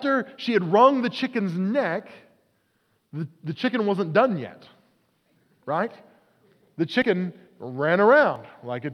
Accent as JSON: {"language": "English", "region": "Oklahoma", "country": "United States", "tie": "born or raised there", "said": "I grew up in Oklahoma."}